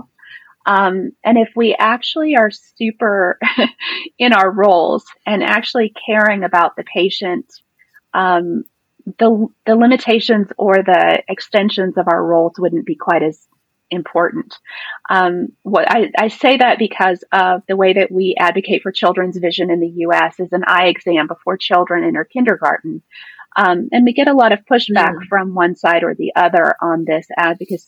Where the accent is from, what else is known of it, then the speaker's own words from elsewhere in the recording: Texas, United States; I'm from Texas.